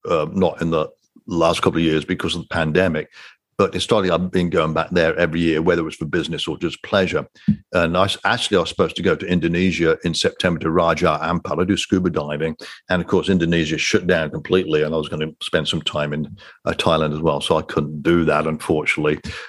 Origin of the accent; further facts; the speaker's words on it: United Kingdom; moved away; I'm a Brit